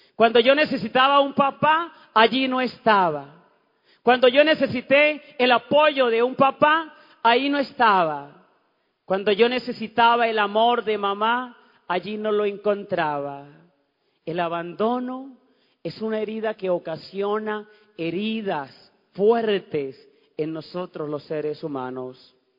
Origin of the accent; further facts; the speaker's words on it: Ocaña, Norte de Santander, Colombia; moved away; cuando fui a mi pueblo, allá en Ocaña, en Santander